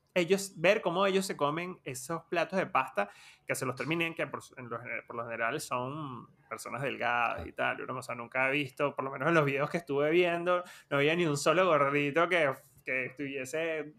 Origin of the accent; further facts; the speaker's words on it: Venezuela; now in Argentina; cuando, cuando crecimos en Venezuela